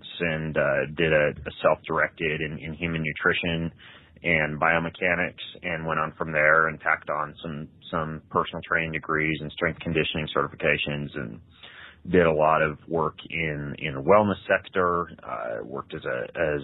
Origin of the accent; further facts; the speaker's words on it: Lewiston, Idaho, United States; moved away as an adult; also born or lived in Moscow, Idaho / Post Falls, Idaho; now in Spokane, United States; I grew up in Lewiston, Idaho, which is like 2 hours from here in North Idaho.